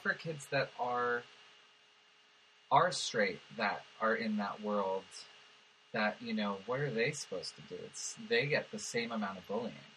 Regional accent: Los Angeles, California, United States; So I grew up in West Hills

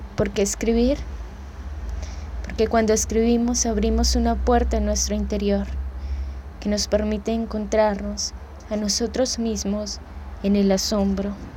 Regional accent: Bogotá, Colombia; moved away; soy de Bogotá, Colombia.

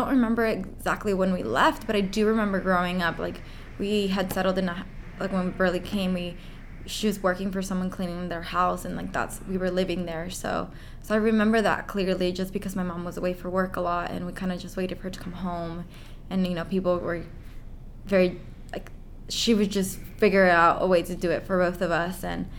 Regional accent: San Diego, California, United States; also born or lived in Tijuana, Mexico; I was born in Tijuana, Mexico, which is right across the border from San Diego.

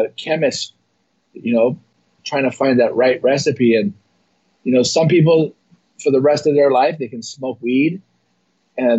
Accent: Hawaii, United States; born or raised there

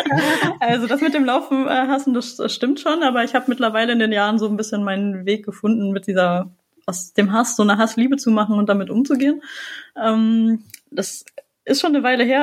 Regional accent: Düsseldorf, North Rhine-Westphalia, Germany; Also ich komme zwar aus Düsseldorf

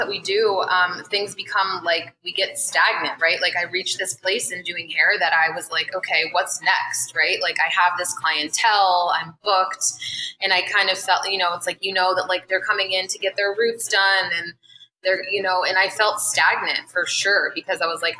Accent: Columbus, Ohio, United States; I am from Columbus

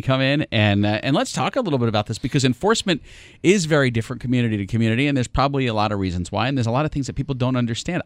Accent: New York, United States; I'm from New York

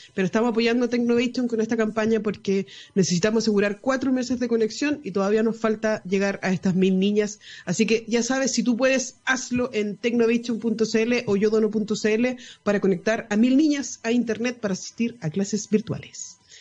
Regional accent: Chile; como chilenos

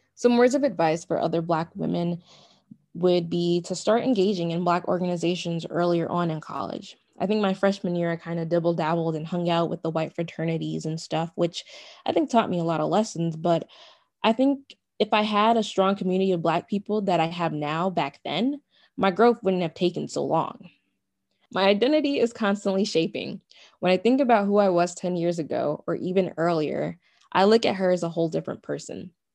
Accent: United States; My ethnicity is Nigerian, but then there comes my nationality. Well, my nationality is American

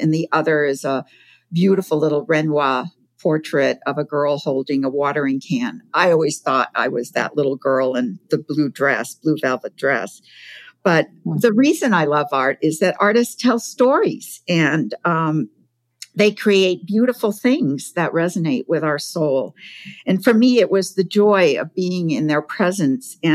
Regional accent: Provincetown, Massachusetts, United States; I grew up in Provincetown, Massachusetts

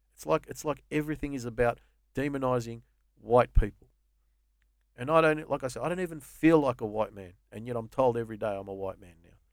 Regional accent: Australia; I think of myself as an Aussie, first and foremost.

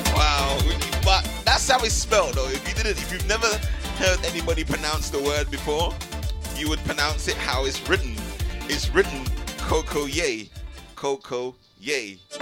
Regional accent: Trinidad & Tobago; my missus comes from Grenada and I come from Trinidad

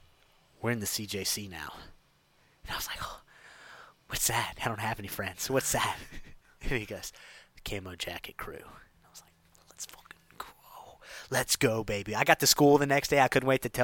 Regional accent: Grand Lake, Louisiana, United States; I'm from Grand Lake

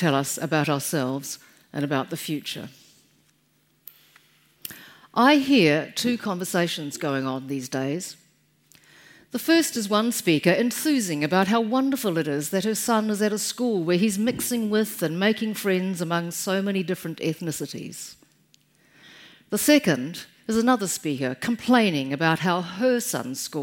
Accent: Taihape, Manawatū-Whanganui, New Zealand; in 1949, I was born in Taihape

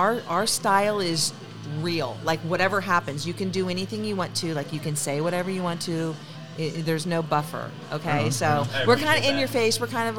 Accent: Pacifica, California, United States; moved away; also born or lived in Sacramento; I was born and raised in Pacifica.

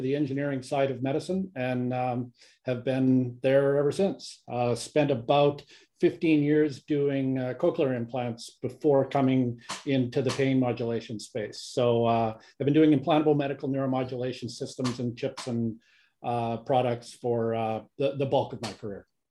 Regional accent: Canada; moved away as an adult; also born or lived in Kingston, Canada / Calgary, Canada; now in United States; I'm Canadian. I've been living in the U S since for about twenty-plus years

